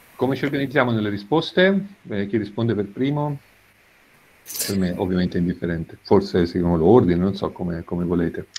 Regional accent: Siena, Tuscany, Italy; sono di Siena

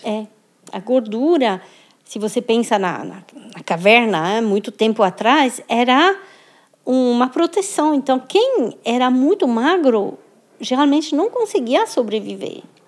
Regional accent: France; now in Brazil; sou, sou francesa, morando no Brasil, sou brasileira também

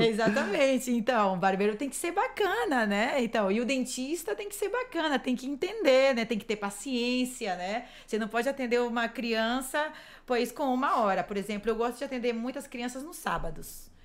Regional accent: Brazil; moved away; como boa brasileira

